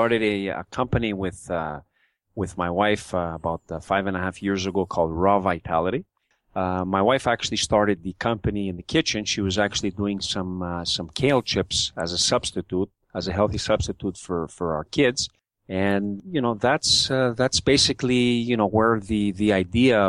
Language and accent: English; Montreal, Quebec, Canada; growing up in Montreal, in the Mile End of Montreal